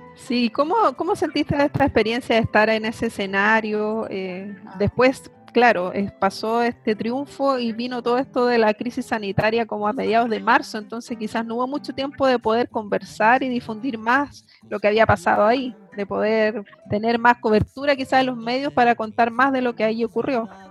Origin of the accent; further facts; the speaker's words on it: Temuco, Araucanía, Chile; también nací en el sur, nací en Temuco